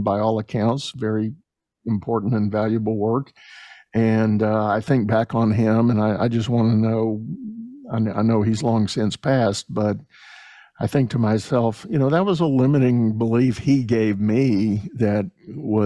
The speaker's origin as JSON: {"language": "English", "region": "Texas", "country": "United States", "said": "myself being a Texan"}